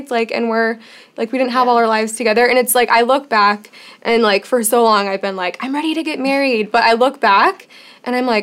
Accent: Chicago, Illinois, United States; moved away as an adult; yeah, I came from Chicago, and I feel like no one wanted to date there.

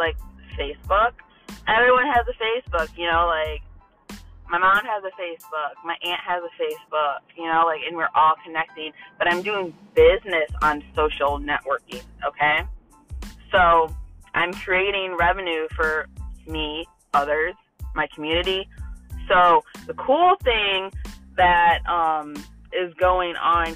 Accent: Toledo, Ohio, United States; now in Holland, Ohio, United States; I grew up in Toledo

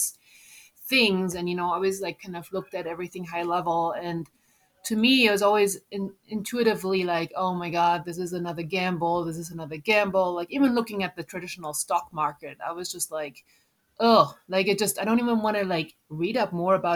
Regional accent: Germany; moved away as an adult; also born or lived in United States; I'm originally from Germany. So, you know, coming to the US

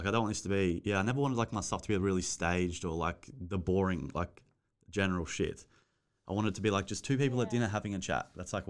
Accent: Gold Coast, Queensland, Australia; Because I'm from the Gold Coast.

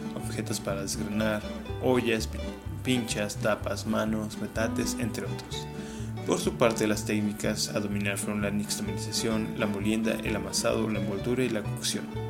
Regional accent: Mexico; el tamal va a seguir siendo parte de nuestra dieta como mexicanos

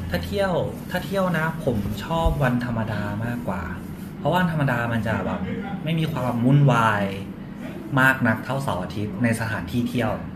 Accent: Chanthaburi, Thailand; moved away as an adult; now in Bangkok, Thailand; ผมเป็นคนจันทบุรีครับแล้วก็มาอยู่กรุงเทพตอนเรียนแบบมหาลัย

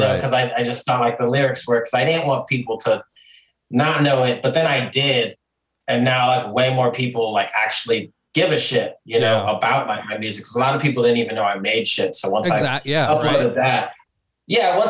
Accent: Glendale, Arizona, United States; moved away as an adult; now in Nashville, United States; I grew up in Glendale. Yeah, I grew up in Glendale, right across the street from Westgate.

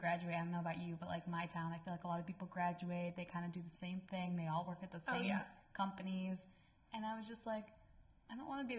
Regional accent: Buffalo, New York, United States; Buffalo, New York. Represent. Yeah. Go Bills.

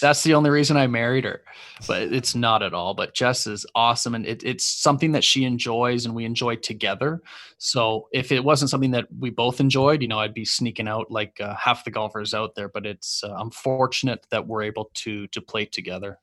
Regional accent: Canada; also born or lived in Los Angeles; I'm Canadian

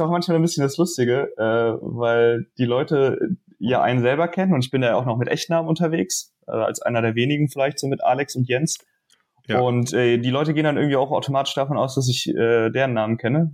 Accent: Dresden, Saxony, Germany; now in Münster, Germany; komme gebürtig aus Dresden

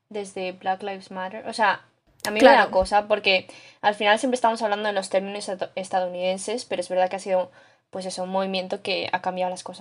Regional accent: Canada; somos, porque yo soy canadiense.

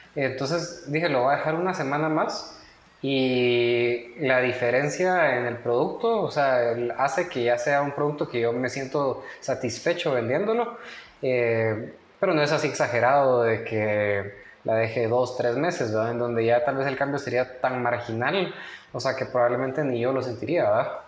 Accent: Guatemala; somos los chapines

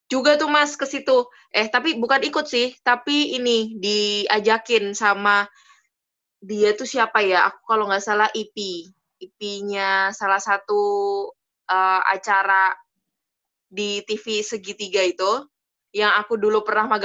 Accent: Nganjuk, East Java, Indonesia; Dari Nganjuk.

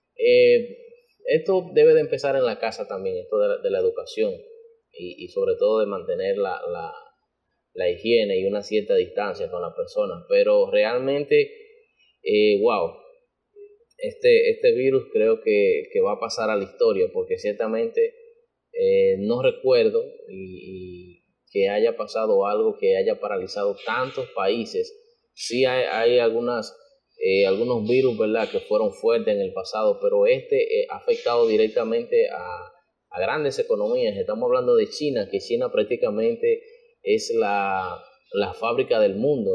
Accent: Dominican Republic; como dominicanos

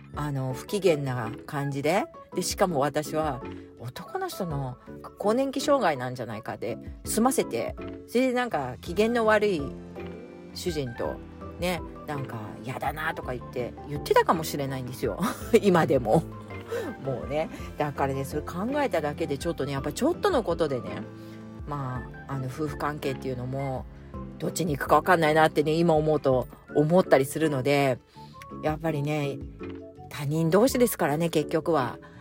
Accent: Japan; 日本のカルチャーで育ってきてる

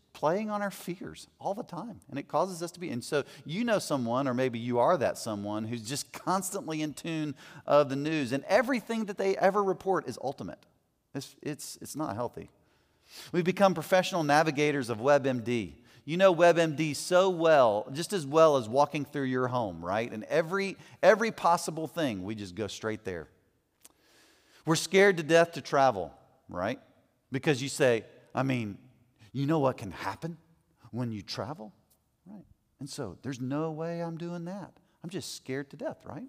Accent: United States; as American men

